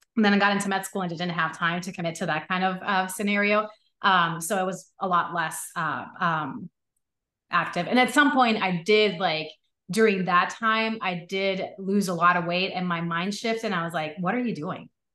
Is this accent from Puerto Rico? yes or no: yes; Puerto Rico; I grew up in Puerto Rico